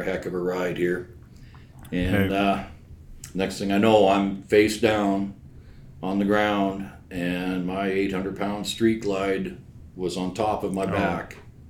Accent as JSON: {"language": "English", "area": "a farm about an hour south of Calgary", "region": "Alberta", "country": "Canada", "tie": "born or raised there", "said": "I was born and raised about an hour south of Calgary on a farm. Northeast of Granham, which is just south of Claresome"}